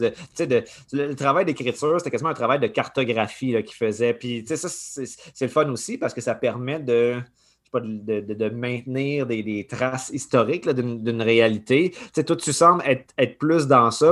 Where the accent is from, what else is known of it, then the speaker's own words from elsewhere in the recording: Saint-Eustache, Quebec, Canada; je viens de Saint-Eustache, sur la rive nord